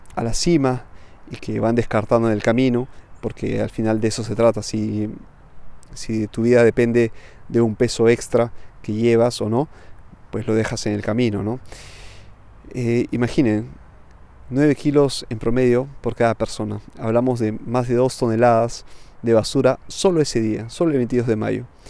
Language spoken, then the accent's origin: Spanish; Peru; moved away as an adult; now in Milan, Italy; soy de Perú, pero vivo en Milán hace ya casi una década